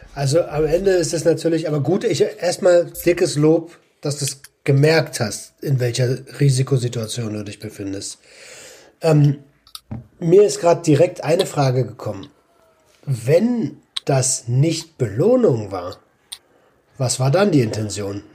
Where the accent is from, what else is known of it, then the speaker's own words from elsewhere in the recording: Berlin, Germany; als Berliner